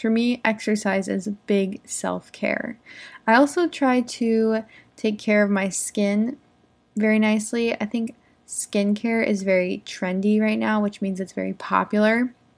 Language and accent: English; United States; I'm an English teacher from America. I live in the United States.